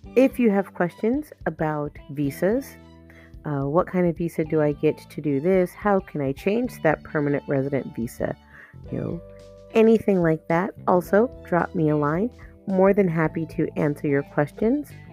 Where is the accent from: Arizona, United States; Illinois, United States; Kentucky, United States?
Arizona, United States; now in South Korea; I'm from Arizona